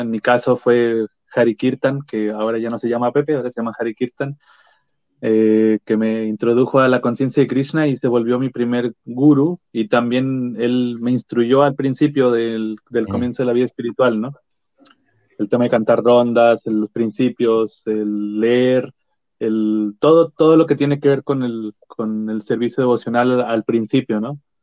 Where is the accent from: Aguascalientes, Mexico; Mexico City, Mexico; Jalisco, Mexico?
Aguascalientes, Mexico; now in Santiago, Chile; yo soy de Aguascalientes, ¿no? casi el centro del país de México